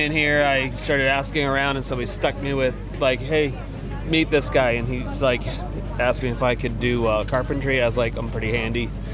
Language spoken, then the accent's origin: English; Maryland, United States; now in Florida, United States; I am from Maryland